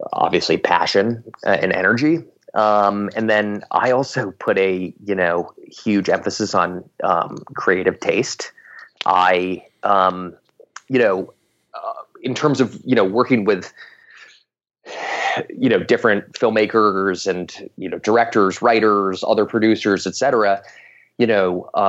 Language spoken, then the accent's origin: English; Silicon Valley, California, United States; I'm from Silicon Valley originally, so I definitely grew up, you know, in and around the tech scene.